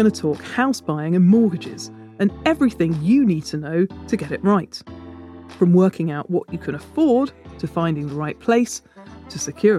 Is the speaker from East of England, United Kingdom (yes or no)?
yes; Hitchin, East of England, United Kingdom; I was born in Hitchin.